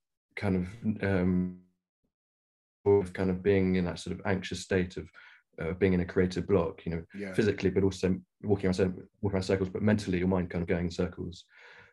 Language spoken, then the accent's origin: English; Nairobi, Kenya; now in London, United Kingdom; I grew up in Africa, and whereabouts? In Kenya.